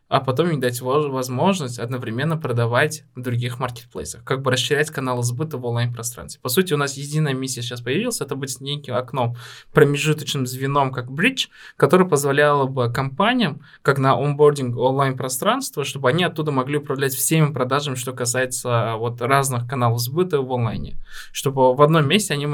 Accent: Tashkent, Uzbekistan; даже несмотря на то, что мы вот мы росли в Ташкенте

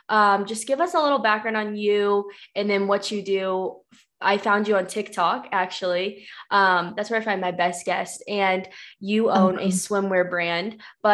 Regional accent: Missouri, United States; moved away as an adult; now in Utah, United States; I'm from Missouri, which is just like you take a dart to the middle of the US and that's where Missouri yeah. is, but moved out a little more west for my job.

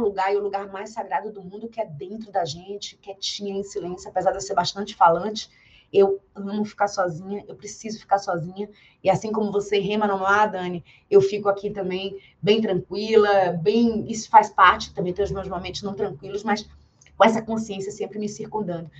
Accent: Bahia, Brazil; eu sou da Bahia e na Bahia a gente tem uma educação muito forte e muito cedo sobre a fé

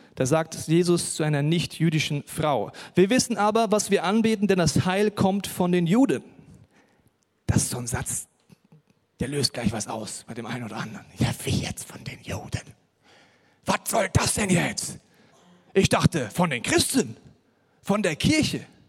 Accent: Hesse, Germany; Ich komme aus Hessen, da sagt man Mosche.

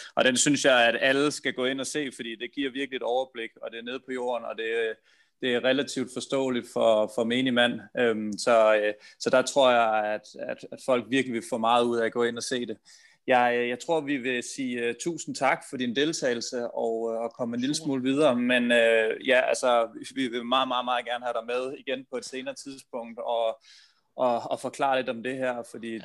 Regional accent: Denmark

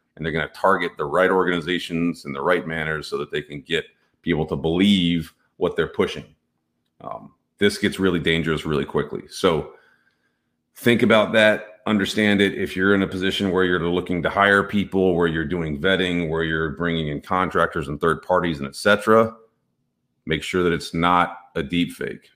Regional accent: Texas, United States; I'm from Texas

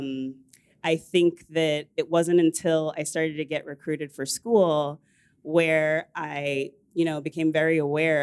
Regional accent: suburbs of Washington, D.C., Northern Virginia, United States; I grew up in the suburbs. I'm from Northern Virginia of Washington, D.C.

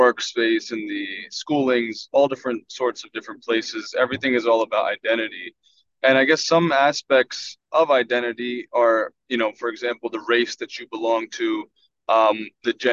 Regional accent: Philadelphia, Pennsylvania, United States; I'm from the Philadelphia area

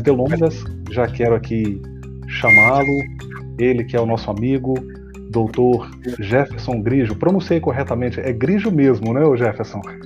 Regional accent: Cariacica, Espírito Santo, Brazil; no município de Cariacica, minha terra

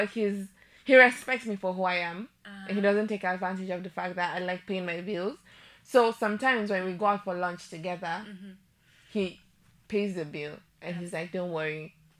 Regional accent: Nigeria; I'm a Nigerian. Okay, we don't hope like that.

